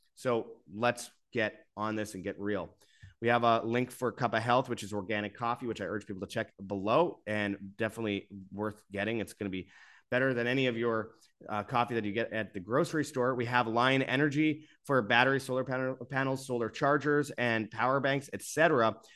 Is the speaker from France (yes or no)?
no; Winnipeg, Manitoba, Canada; Winnipeg Canada, for example, the, my hometown